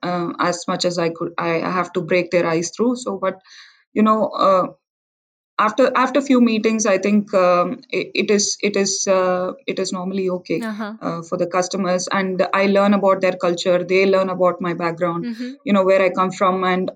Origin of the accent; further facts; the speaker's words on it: India; being an Indian